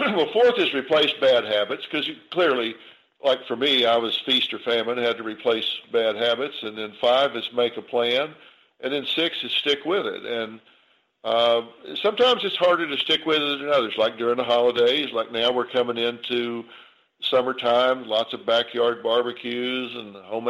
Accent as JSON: {"language": "English", "region": "the South", "country": "United States", "tie": "born or raised there", "said": "I grew up in the South"}